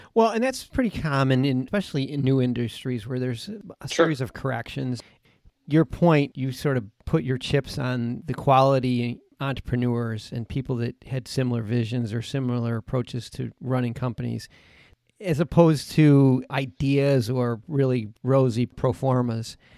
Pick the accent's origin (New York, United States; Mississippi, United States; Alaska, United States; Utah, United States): New York, United States; Buffalo; we're both from Buffalo, New York.